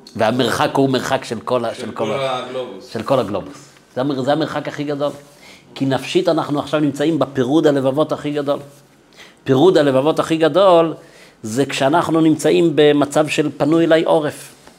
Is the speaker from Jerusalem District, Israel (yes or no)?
yes; Jerusalem, Jerusalem District, Israel; גדלתי בירושלים, בבית חרדי